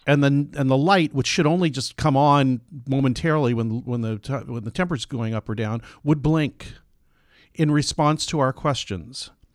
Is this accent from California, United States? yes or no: yes; San Diego, California, United States; I grew up in San Diego